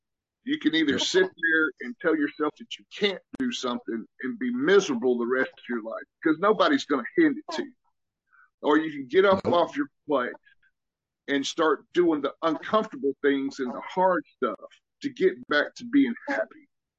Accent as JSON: {"language": "English", "region": "the South", "country": "United States", "accent": "Southern", "said": "Whenever I got to Germany, apparently, you know, people never heard a true Southern accent. Now, my accent is nothing like it used to be."}